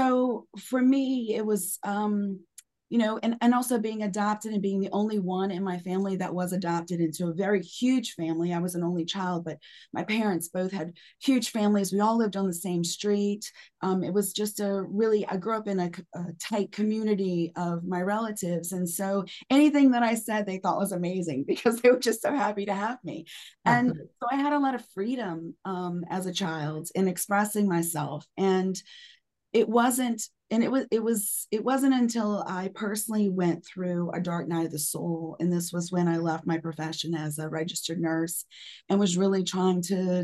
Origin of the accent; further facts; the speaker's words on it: New Orleans, Louisiana, United States; I was born and raised in New Orleans.